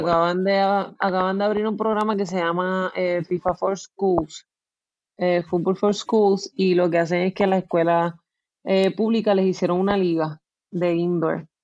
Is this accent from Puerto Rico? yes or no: yes; San Juan, Puerto Rico; Pues yo nací en San Juan, pero vivo